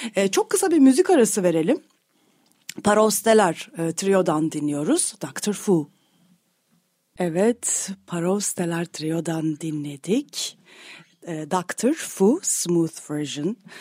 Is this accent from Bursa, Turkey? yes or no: no; Istanbul, Turkey; also born or lived in Kartal, Istanbul; Kadıköylüyüm. E, şu anda da modada yaşıyorum.